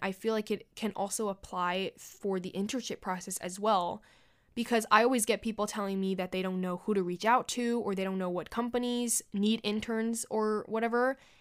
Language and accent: English; New York City, New York, United States; I was born and raised in New York City, and I plan to work, live, and take my very last breath here.